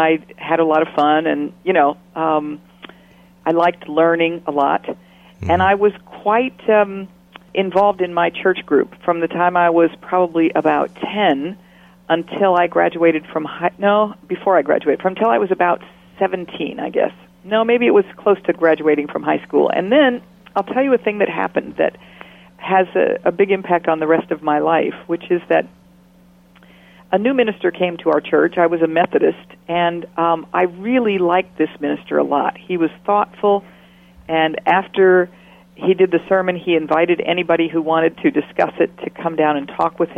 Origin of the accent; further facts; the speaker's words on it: Stockton, California, United States; I grew up in Stockton, California.